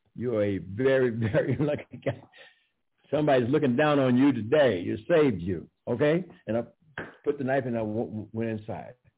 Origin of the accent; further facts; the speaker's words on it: St. Louis, Missouri, United States; moved away as an adult; also born or lived in California; most of my friends are dead that I grew up with in St. Louis